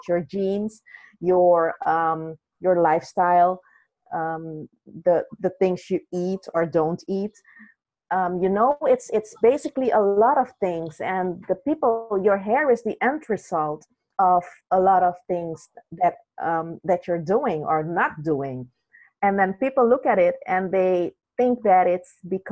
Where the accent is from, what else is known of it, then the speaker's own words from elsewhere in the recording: Netherlands; also born or lived in Suriname; now in Belgium; I grew up in the Netherlands